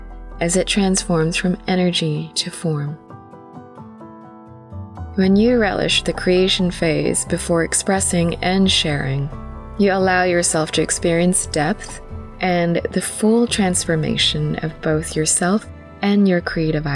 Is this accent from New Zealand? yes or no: yes; New Zealand; also born or lived in Philippines; As a Filipino Kiwi